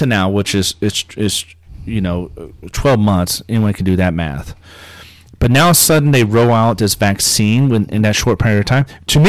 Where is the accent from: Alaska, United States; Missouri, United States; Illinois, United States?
Missouri, United States; Hannibal; moved away; my hometown's kind of like West Virginia. There's a lot of meth heads and heroin. That's true. Opioids. And for it being a tourist town, no one ever pulls back the curtain and actually sees what's really going on and how degraded Hannibal, Missouri is.